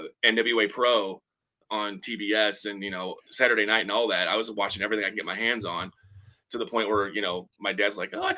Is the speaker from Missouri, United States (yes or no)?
yes; Eureka, Missouri, United States; born or raised there